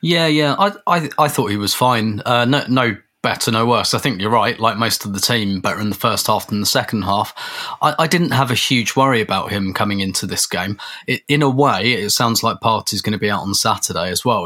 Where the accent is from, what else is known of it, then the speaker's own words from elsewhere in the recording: England, United Kingdom; as a, as, as an Englishman